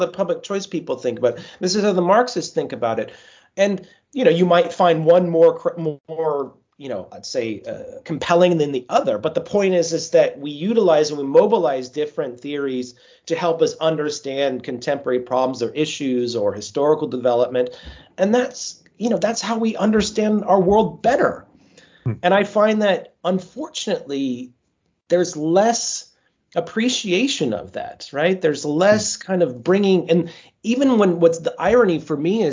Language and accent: English; Colorado, United States; accent: American; moved away as an adult; also born or lived in Washington, D.C. / Paris / Oxford / Bristol; now in Edinburgh, United Kingdom; I grew up in Colorado, which is a beautiful state